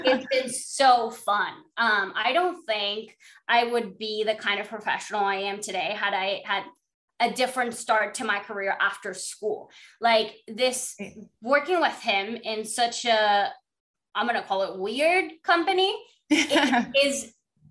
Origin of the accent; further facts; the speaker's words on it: Panama; moved away as an adult; also born or lived in Florida, United States; I'm from Panama